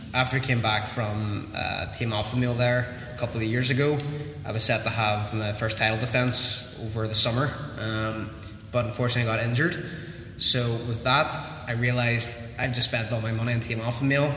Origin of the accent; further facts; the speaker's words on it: Newton, Northern Ireland, United Kingdom; started in Newton which is my hometown that I grew up